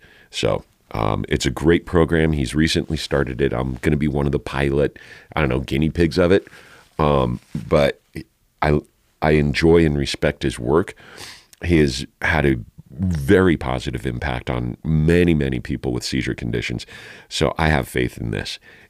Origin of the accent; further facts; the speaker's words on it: Santa Fe, New Mexico, United States; born there; I was born in down in Santa Fe while my bio dad was going to college on his GI Bill from his two tours of Vietnam.